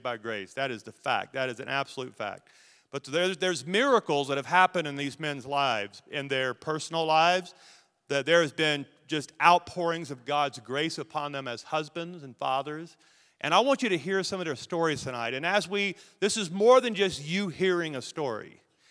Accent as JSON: {"language": "English", "town": "Logansport", "region": "Louisiana", "country": "United States", "tie": "born or raised there", "moved": "yes", "said": "I grew up in Logansport, Louisiana, about 30 minutes south of there"}